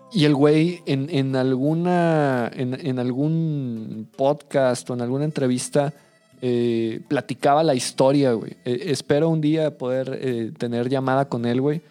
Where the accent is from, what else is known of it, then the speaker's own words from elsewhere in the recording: Mexico City, Mexico; now in Saltillo, Mexico; yo soy de familia chilanga, güey. Eh, nací en Ciudad de México